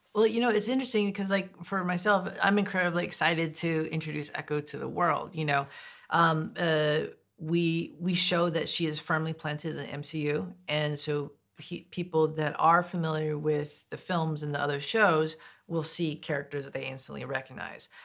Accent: United States; I am indigenous, I am American, but I'm not deaf.

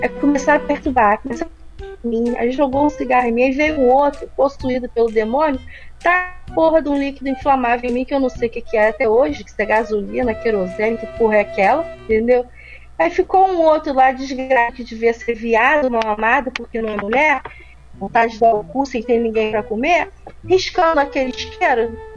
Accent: Brazil; eu sou brasileira

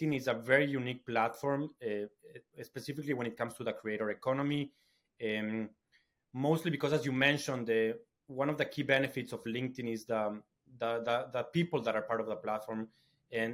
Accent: Ecuador; now in London, United Kingdom; I'm from Ecuador

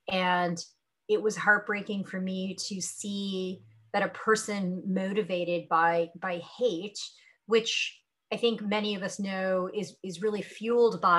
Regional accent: North India, India; And it's funny because I'm North Indian, and yet my favorite food growing up was a South Indian dish.

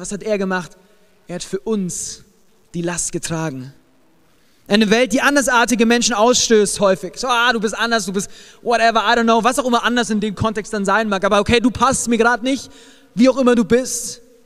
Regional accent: Germany; ich als ähm, Deutscher.

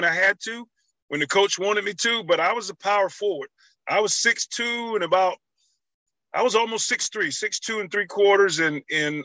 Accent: Lumberton, North Carolina, United States; moved away; that spirit still lingers in areas in my hometown

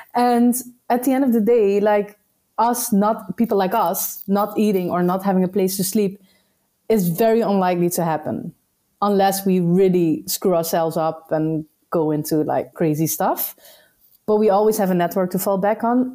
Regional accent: Netherlands; moved away as an adult; also born or lived in Suriname; now in Madeira, Portugal; I'm from the Netherlands

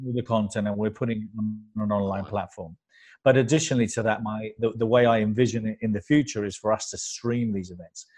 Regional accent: London, United Kingdom; also born or lived in Spain; My parents were Spanish immigrants, so I was brought up here in London

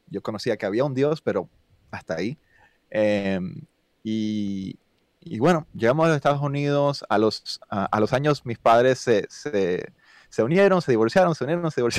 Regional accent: Cuba; born there; Sí, pues eh, nací en Cuba, padre cubano

